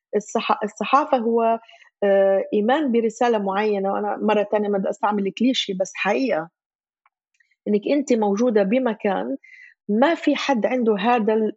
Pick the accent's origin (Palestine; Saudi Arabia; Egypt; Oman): Palestine; Gaza, Gaza Strip; moved away as an adult; also born or lived in Jerusalem; ولدت وعشت بغزه